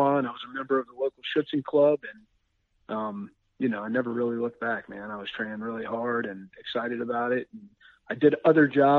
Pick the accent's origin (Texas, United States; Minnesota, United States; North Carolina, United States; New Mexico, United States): North Carolina, United States; Winston-Salem region of; also born or lived in Wyoming; my folks made it back here, and this is where I was raised up